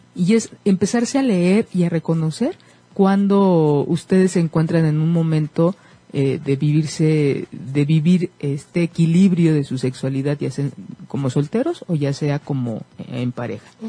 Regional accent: Mexico; como mexicanos

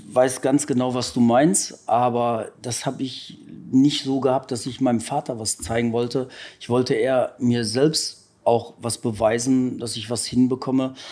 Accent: Ruhr area, North Rhine-Westphalia, Germany; bei uns im Ruhrgebiet

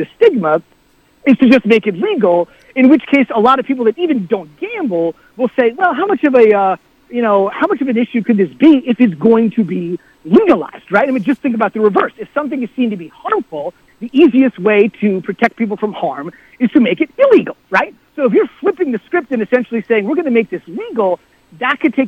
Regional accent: New Jersey, United States; I grew up in New Jersey

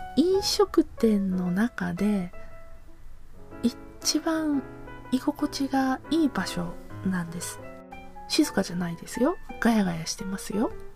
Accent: Hiroshima, Japan; now in Aichi, Japan; 私広島出身

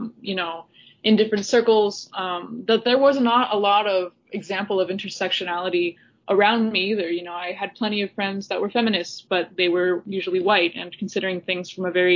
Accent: Appalachia, United States; grew up in Appalachia also as a Latinx individual.

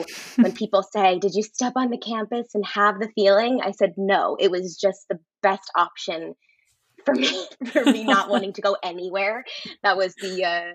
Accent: New Jersey, United States; moved away as an adult; also born or lived in Delaware; now in New York City, United States; I grew up in New Jersey, about 35, 40 miles outside of New York City.

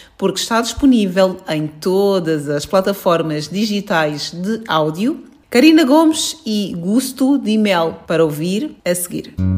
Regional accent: Luanda, Luanda Province, Angola; minha infância em Luanda

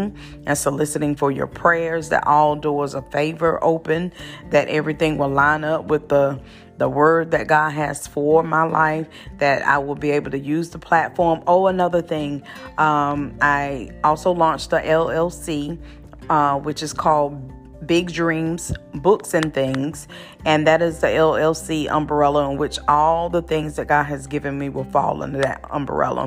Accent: Wilson, North Carolina, United States; Wilson, North Carolina, that is my hometown, that is my birthing town

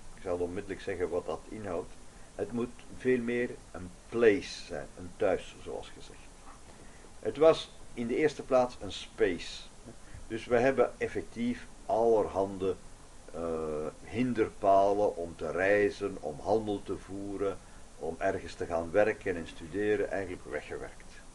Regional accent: Flanders, Belgium; als we dat als Vlamingen hebben in Vlaanderen, zelfs als Belgen in België

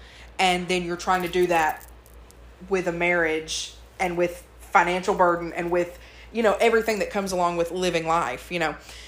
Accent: Murfreesboro, Tennessee, United States; born there; Second of all, I want to say that I was born in Murfreesboro.

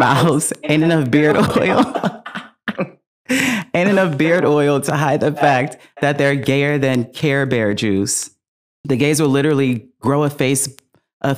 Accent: the Valley, California, United States; accent: Valley Girl; because we are from the Valley.

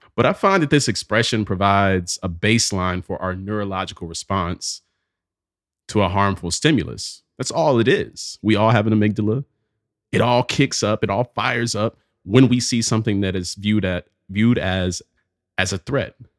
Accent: Pelham, Alabama, United States; moved away; a trip back to Pelham, Alabama. It's my hometown.

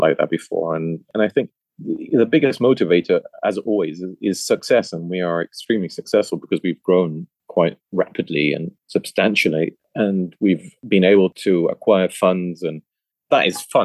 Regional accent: Düsseldorf, North Rhine-Westphalia, Germany; Düsseldorf, as my hometown.

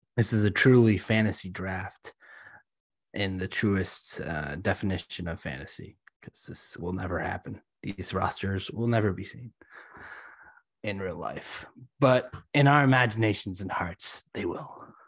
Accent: Boston, Massachusetts, United States; I was born in Chinatown. uh, Boston

